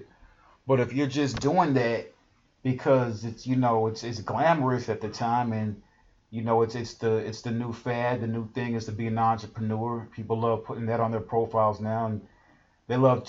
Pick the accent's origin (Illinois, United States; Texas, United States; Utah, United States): Texas, United States; Houston; I'm from Houston